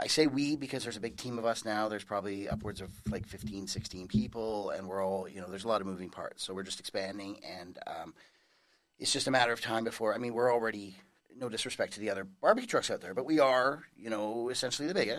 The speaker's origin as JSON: {"language": "English", "town": "North Vancouver", "region": "British Columbia", "country": "Canada", "tie": "born or raised there", "moved": "as an adult", "lives_now": "Langley, Canada", "said": "I was born and raised in North Vancouver, and then moved to Langley 10 years ago now"}